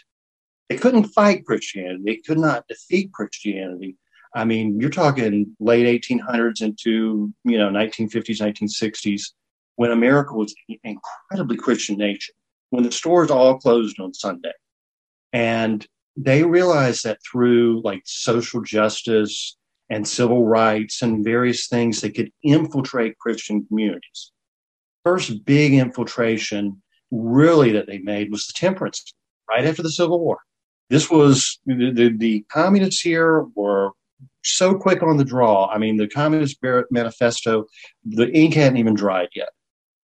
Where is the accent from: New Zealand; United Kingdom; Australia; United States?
United States; the South; I'm a Southerner of Irish heritage